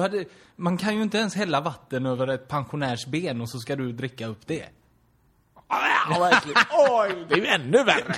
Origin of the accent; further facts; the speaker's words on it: Torslanda, Västra Götaland, Sweden; jag är ju från Torslanda